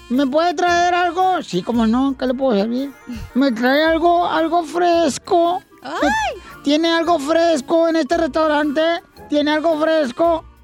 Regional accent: Veracruz, Mexico; Y eso es lo que yo tengo para mi tierra, para Veracruz, para mi pueblo.

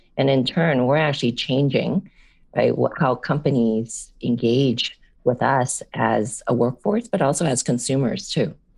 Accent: San Francisco, California, United States; first language English; also born or lived in Hong Kong; I was born in Hong Kong, raised here in San Francisco.

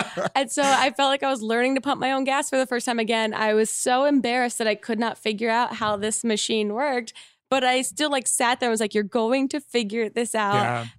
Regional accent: New Jersey, United States; moved away; I'm from Jersey.

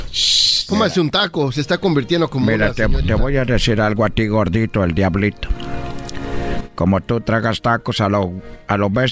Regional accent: Brazil; Spanish is a second language; now in Mexico; porque yo soy brasileño, pero pues yo llegué a México.

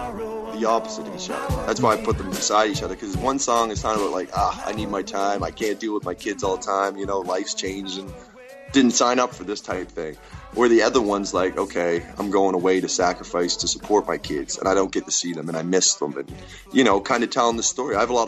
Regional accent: British Columbia, Canada; I'm from Vancouver Island, and I work up in the Alberta oil sands.

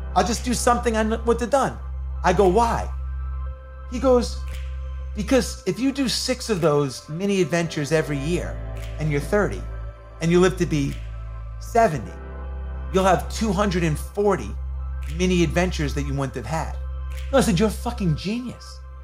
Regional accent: New York, United States; I grew up in New York in the 80s when hip hop was coming on the scene

